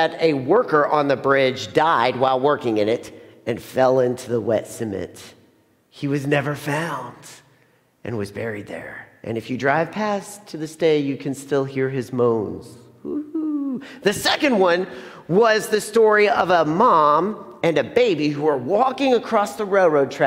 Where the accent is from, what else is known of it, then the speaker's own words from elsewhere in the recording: Plainfield, Indiana, United States; I grew up in Plainfield